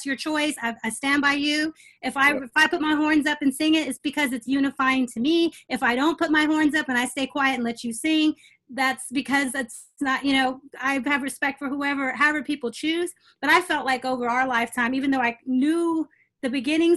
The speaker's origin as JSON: {"language": "English", "town": "Austin", "region": "Texas", "country": "United States", "tie": "born or raised there", "said": "I grew up in Austin. I went to Texas"}